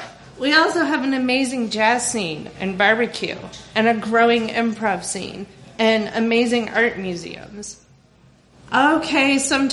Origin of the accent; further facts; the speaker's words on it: Overland Park, Kansas, United States; also born or lived in Hays, Kansas; I was born in Hays, Kansas, which is literally smack dab in the middle of the state, a tiny, small German Catholic farm town where everybody knows everyone, which is both a blessing and a curse. And later on, we moved to Overland Park, Kansas, which is a suburb of Kansas City, Missouri.